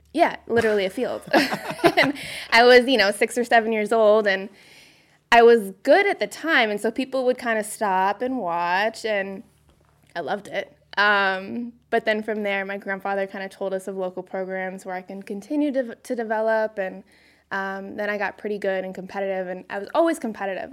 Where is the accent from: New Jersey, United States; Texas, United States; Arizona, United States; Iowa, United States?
Arizona, United States; Phoenix; moved away as an adult; also born or lived in North Carolina; I grew up in Phoenix, Arizona.